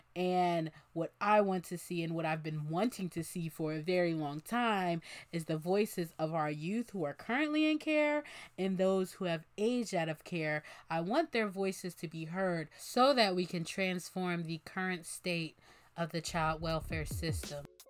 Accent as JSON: {"language": "English", "town": "Bensalem", "region": "Pennsylvania", "country": "United States", "moved": "as an adult", "lives_now": "Philadelphia, United States", "said": "I am from Ben Salem, Pennsylvania, and that is where I spent most of the time in foster care."}